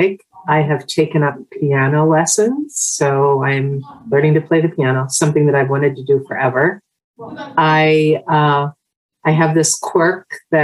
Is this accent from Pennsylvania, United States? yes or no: yes; central Pennsylvania, United States; also born or lived in Pittsburgh, Pennsylvania; I was born out in the Pittsburgh area and then moved to central Pennsylvania. So I've been here most of my life.